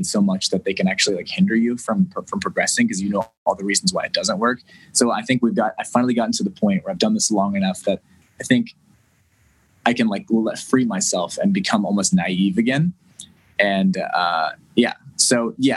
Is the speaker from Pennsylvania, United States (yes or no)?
no; West Virginia, United States; moved away as an adult; also born or lived in Nashville; I bought a house in my hometown and, in West Virginia